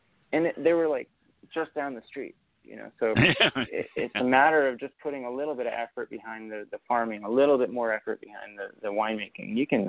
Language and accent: English; Napa, California, United States; also born or lived in Argentina; But I grew up in Napa. I call myself a Napkin. This is my hometown.